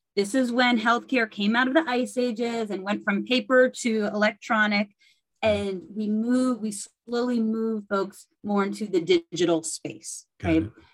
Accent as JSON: {"language": "English", "town": "Berkeley", "region": "California", "country": "United States", "tie": "born or raised there", "said": "I grew up in Berkeley, California"}